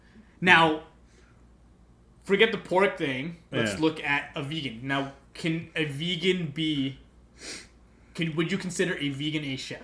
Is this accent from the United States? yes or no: no; Canada; I'm Canadian.